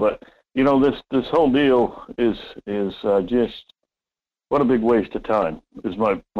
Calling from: Homer, Alaska, United States; Hey, Mike, … from Homer.

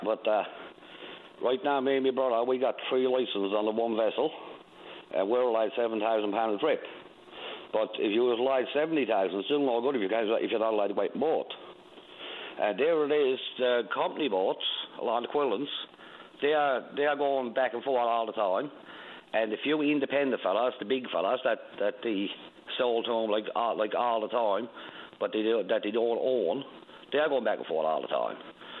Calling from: Redhead Cove, Newfoundland and Labrador, Canada; I'm calling from Redhead Cove. I'm fishing at the Bady Bird.

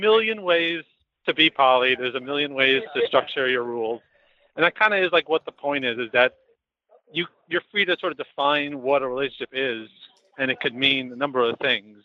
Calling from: New York City, New York, United States; Calling from New York City

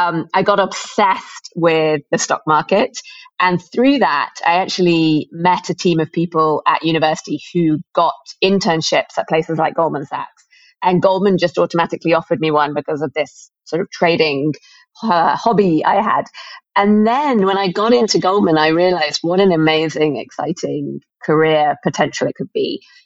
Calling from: Mumbai, Maharashtra, India; I am here in Mumbai and excited to talk about fintech and all things finance.

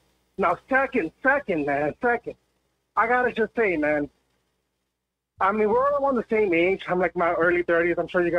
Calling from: Hempstead, New York, United States; I'm calling from Florida.

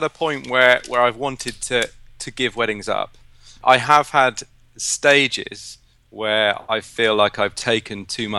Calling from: Devizes, South West England, United Kingdom; I'm in a little town called Devizes in Wiltshire.

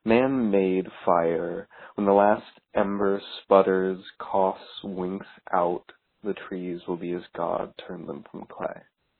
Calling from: Newport News, Virginia, United States; I'm calling from Newport News, Virginia

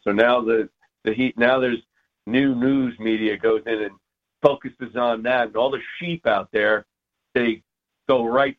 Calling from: Sandy, Utah, United States; I'm calling from Sandy, Utah.

